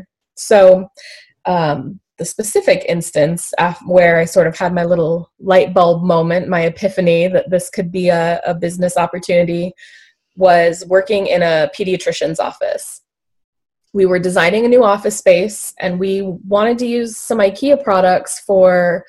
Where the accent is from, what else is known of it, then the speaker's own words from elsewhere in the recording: Alaska, United States; I was born and raised in Alaska. I've lived here my whole life